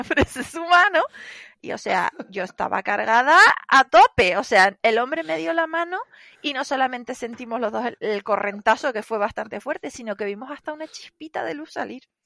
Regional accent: Tenerife, Canary Islands, Spain; yo soy de Tenerife y tal. Lo que pasa es que sí, que hablamos parecido

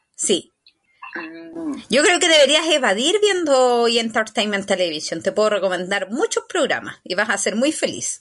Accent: Puente Alto, Santiago Metropolitan Region, Chile; Yo soy de Alto Puente, de Highbridge.

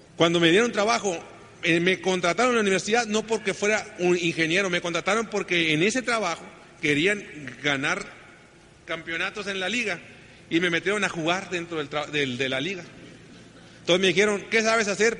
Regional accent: Sonora, Mexico; Así que pues somos del norte. Yo soy egresado del Tecnológico de Sonora.

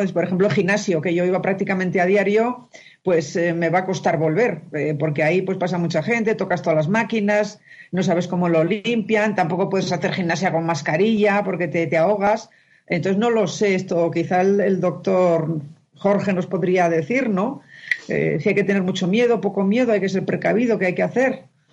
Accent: Spain; now in Mexico; soy de España

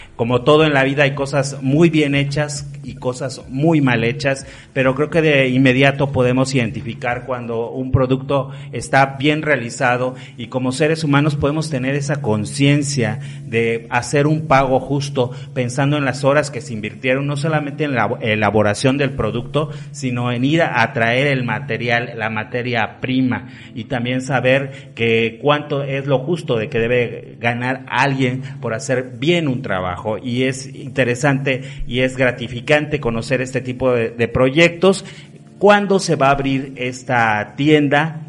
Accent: Oaxaca, Mexico; los oaxaqueños por generaciones hemos tomado

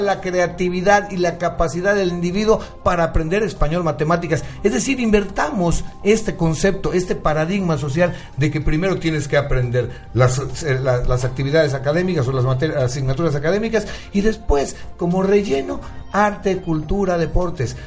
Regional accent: Mexico; Nosotros mismos como mexicanos.

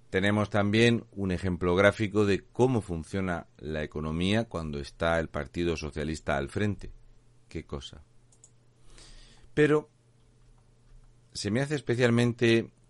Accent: Region of Murcia, Spain; Muy buenas … un murciano encabronado.

